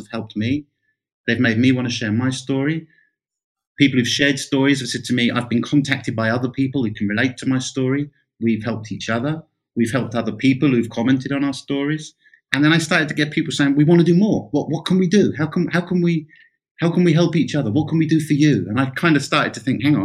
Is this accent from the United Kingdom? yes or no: yes; rural England, United Kingdom; my local studio in my hometown in rural England